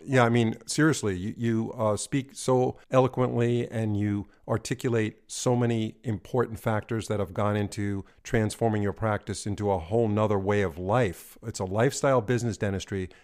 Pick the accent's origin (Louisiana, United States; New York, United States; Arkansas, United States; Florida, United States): New York, United States; moved away; also born or lived in California; I was born and raised in New York.